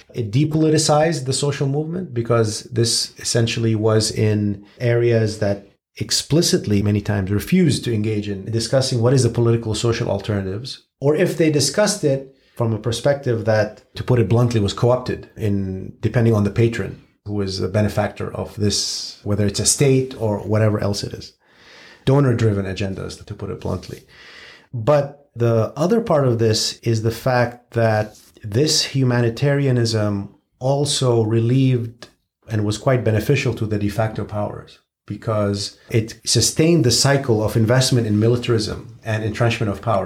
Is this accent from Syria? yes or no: yes; Syria; someone who was born and raised in Syria